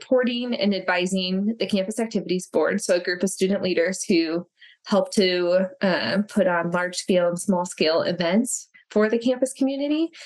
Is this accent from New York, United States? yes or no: no; West Michigan, United States; also born or lived in Colorado / Chicago suburbs, Illinois; I grew up here in West Michigan.